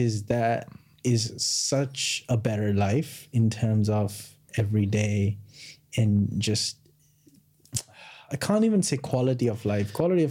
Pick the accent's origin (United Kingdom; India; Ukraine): India; moved away; So, it's very different to what we grew up back in India then.